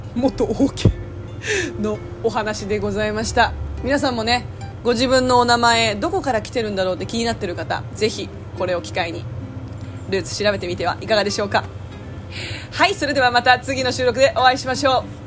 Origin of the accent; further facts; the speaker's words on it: South Korea; 国籍は韓国です